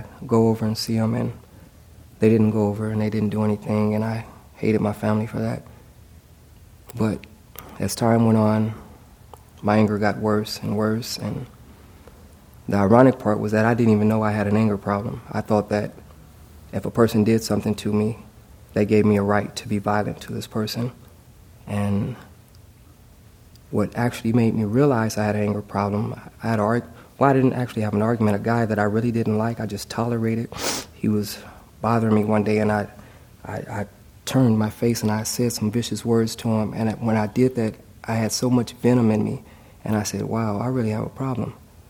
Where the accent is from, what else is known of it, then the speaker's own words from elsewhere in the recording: Los Angeles, California, United States; When I turned into a teenager, I'm from Los Angeles, I started getting jumped by gangs, Crips and Bloods.